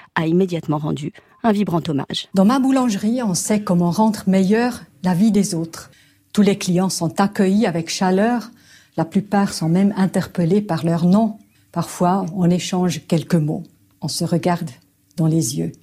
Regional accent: Switzerland

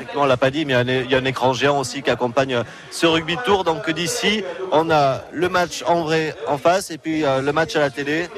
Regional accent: Béarn, Nouvelle-Aquitaine, France; je, suis né ici en terre de rugby

